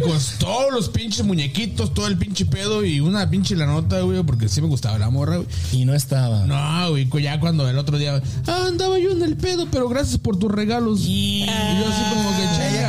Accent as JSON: {"language": "Spanish", "country": "Mexico", "said": "soy mexicano"}